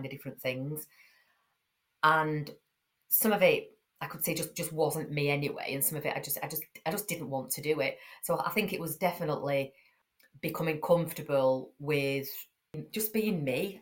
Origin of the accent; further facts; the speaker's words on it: Yorkshire and the Humber, United Kingdom; I'm from Yorkshire, I speak how I speak, it's no good trying to kind of put this voice on and this posh accent if I haven't got it